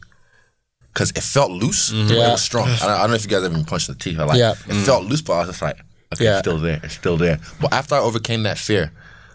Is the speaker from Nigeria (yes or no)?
yes; Nigeria; I'm Nigerian.